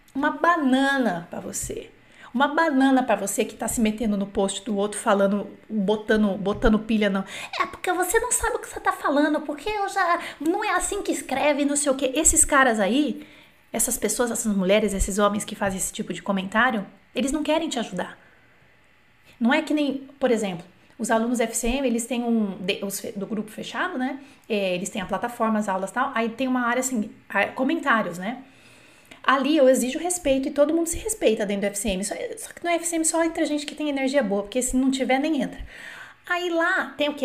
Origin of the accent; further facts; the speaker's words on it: Brazil; eu sou brasileira, não sou nativa